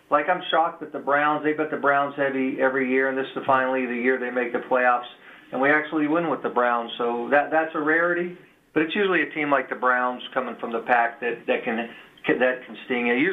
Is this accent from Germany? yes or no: yes; Germany; I'm from Germany.